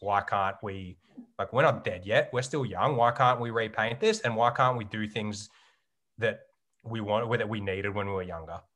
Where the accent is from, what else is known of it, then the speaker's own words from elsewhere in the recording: Geelong, Victoria, Australia; moved away as an adult; growing up in Geelong